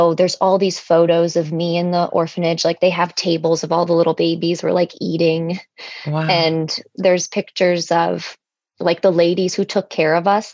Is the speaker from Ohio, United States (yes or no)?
yes; Cleveland, Ohio, United States; also born or lived in Sevastopol, Ukraine; I grew up in Cleveland